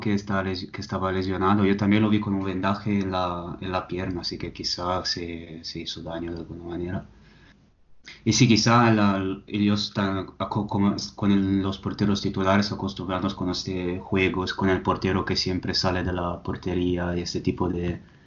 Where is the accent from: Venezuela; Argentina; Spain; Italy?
Italy; soy italiano